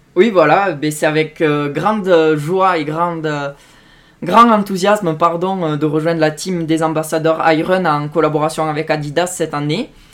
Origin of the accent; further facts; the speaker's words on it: Tarn and Aveyron, Occitania, France; chez moi, dans le Tarn et de l'Aveyron